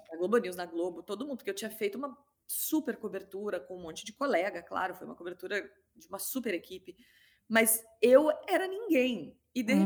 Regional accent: Rio Grande do Sul, Brazil; moved away; also born or lived in Rio de Janeiro; eu sou gaúcha

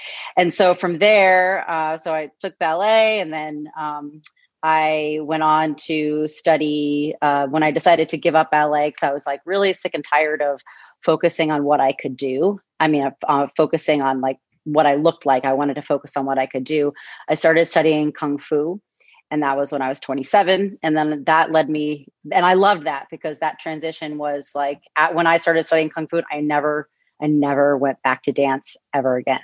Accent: Newton, Massachusetts, United States; moved away as an adult; I was born and raised in Newton, Massachusetts

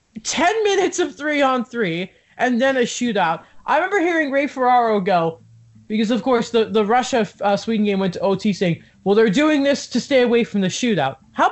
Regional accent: Canada; my home country, the country I have grown up in.

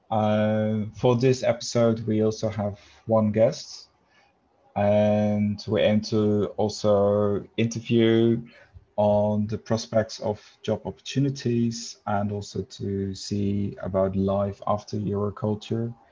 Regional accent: Netherlands; I'm from the Netherlands

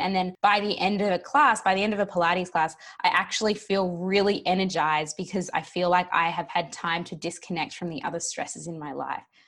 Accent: Australia; moved away as an adult; also born or lived in New York; I am recording from Australia, which is where I live, down in Melbourne. But before sort of pre-pandemic, I was over in New York for three years, but the pandemic brought me back to where I'm from.

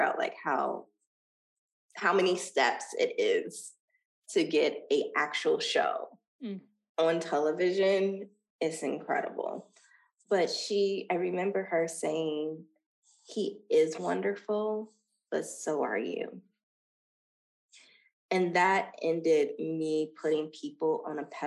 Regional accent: Dayton, Ohio, United States; moved away as an adult; now in Los Angeles, United States; Dayton, Ohio is building a humongous film studio in my hometown.

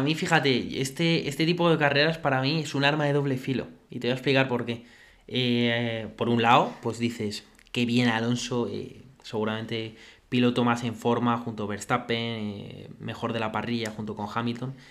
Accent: Spain; a nosotros como españoles

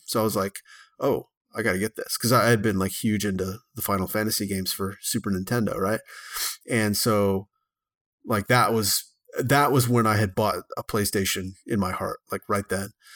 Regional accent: Texarkana, Texas, United States; my hometown of, uh, Texarkana, Texas

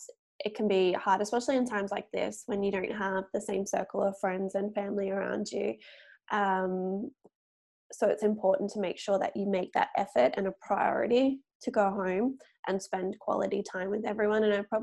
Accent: Gold Coast, Queensland, Australia; I'm from the Gold Coast. So that is about an hour south of Brisbane. The main part of the Gold Coast is called Surfers Paradise.

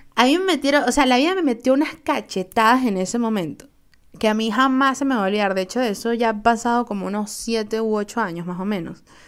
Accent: Venezuela; Soy una jeva de Venezuela

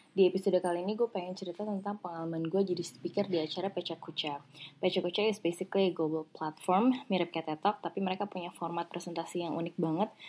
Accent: Jakarta, Indonesia; accent: Jaksel; karena uh, eh, anak jaksel

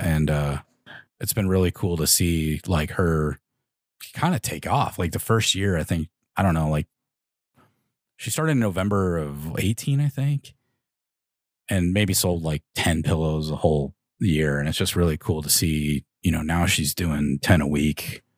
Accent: Chicago, Illinois, United States; we're all from the Chicagoland area

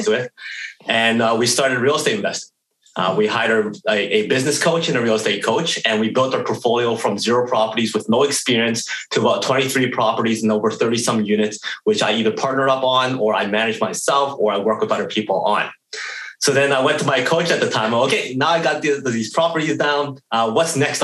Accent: Edmonton, Alberta, Canada; born and raised in Edmonton, Alberta, Canada

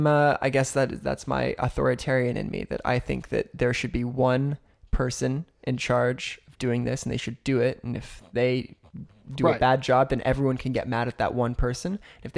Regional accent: Oklahoma, United States; But we are both living in Oklahoma currently. We're from Oklahoma.

